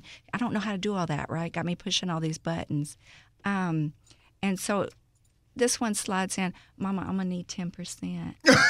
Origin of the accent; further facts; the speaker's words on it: Houston, Texas, United States; Born and raised. Yes, I grew up all day in Greens Point area.